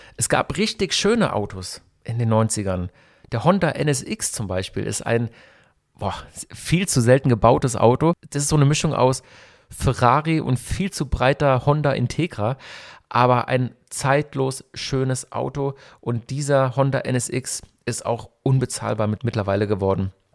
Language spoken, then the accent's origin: German; Hockenheim, Baden-Württemberg, Germany; also born or lived in Berlin; ich komme aus Hockenheim eigentlich, also ich bin in Berlin geboren, wie schon erwähnt, bin aber in Hockenheim aufgewachsen